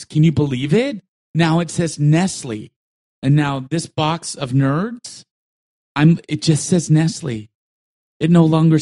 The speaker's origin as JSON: {"language": "English", "town": "New York City", "region": "New York", "country": "United States", "tie": "born or raised there", "said": "I was so poor as a kid growing up in Brooklyn"}